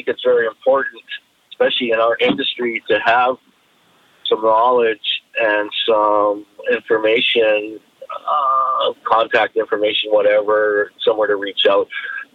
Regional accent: Esperanza, British Columbia, Canada; I was born up in Esperanza, BC, which is northern Vancouver Island

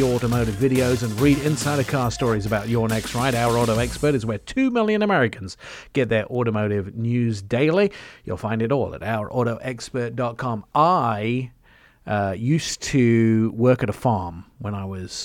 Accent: England, United Kingdom; moved away as an adult; also born or lived in Canada; now in United States; I grew up in England

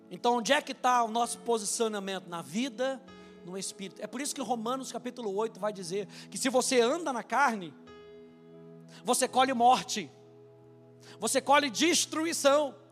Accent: Brazil; eu nasci no Brasil

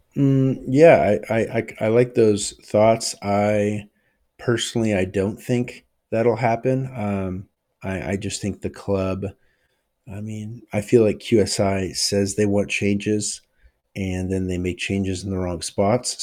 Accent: United States; I'm American

